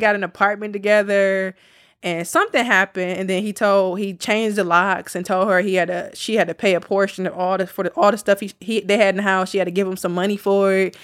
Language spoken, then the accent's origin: English; Milwaukee, Wisconsin, United States; we're from Milwaukee